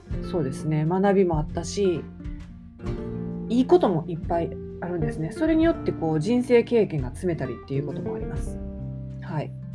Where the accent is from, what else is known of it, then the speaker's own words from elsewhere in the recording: Kansai, Japan; 関西人なんで